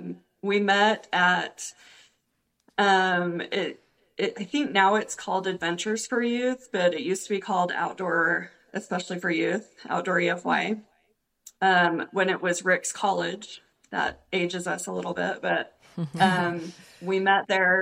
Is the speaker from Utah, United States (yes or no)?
yes; Sandy, Utah, United States; also born or lived in Idaho; but I was born in Idaho and grew up mostly in Sandy